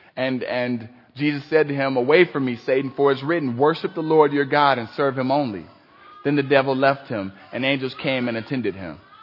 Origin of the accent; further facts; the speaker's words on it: Cleveland, Ohio, United States; I grew up in Cleveland.